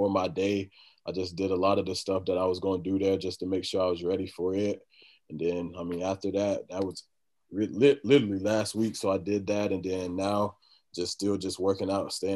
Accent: Florida, United States; moved away; I'm originally from Florida

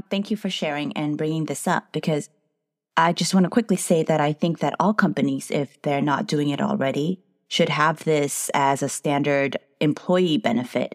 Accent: United States; I'm a Filipino-American entrepreneur psychotherapist

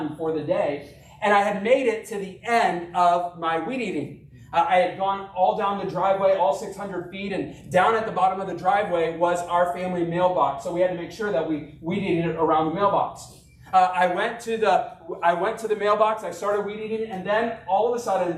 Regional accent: Arkansas, United States; I grew up in Arkansas

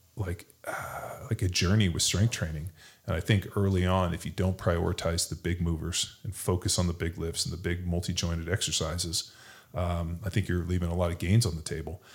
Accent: California, United States; now in Texas, United States; I'm from California

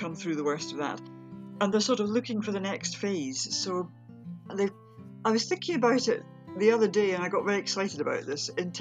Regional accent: near Edinburgh, Scotland, United Kingdom; I grew up near Edinburgh. I've always lived around here.

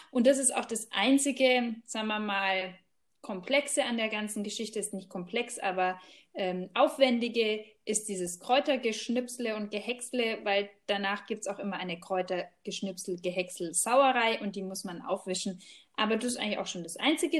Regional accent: Germany; bei uns in Deutschland

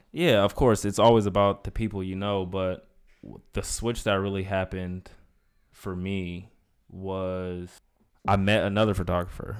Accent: Inland Empire, California, United States; I'm from the Inland Empire. Shout out to the nine oh nine

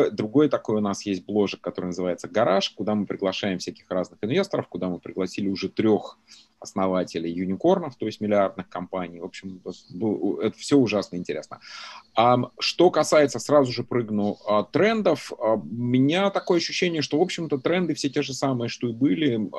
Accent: Stary Oskol, Belgorod Oblast, Russia; moved away as an adult; also born or lived in Novokuznetsk, Kemerovo Oblast, Russia; now in United States; я родился в Сибири, в Новокузнецке, вырос э, в таком маленьком городке, которого, может, по Федору Емельяненко народ знает, Старый Оскол а, в Белгородской области. 25 лет э, живу в Америке.

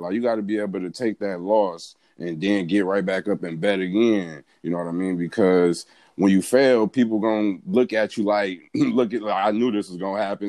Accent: Pontiac, Michigan, United States; moved away as an adult; also born or lived in Albany, Georgia; now in Atlanta, United States; born and raised in Pontiac, Michigan. That's where I'm from

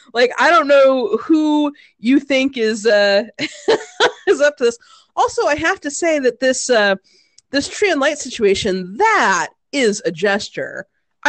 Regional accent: Midwest, United States; I am from the Midwest.

